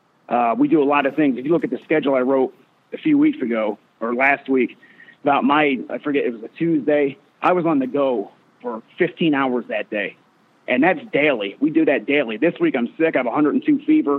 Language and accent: English; Northampton, Pennsylvania, United States; moved away as an adult; now in Lubbock, United States; I'm from Pennsylvania. I'm a Northampton Concrete kid.